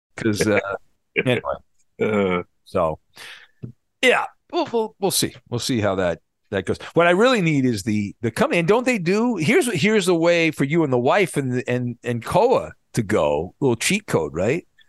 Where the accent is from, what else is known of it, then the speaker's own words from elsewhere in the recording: Orange County, California, United States; I grew up in Orange County and I went to Disneyland a lot because I lived close to it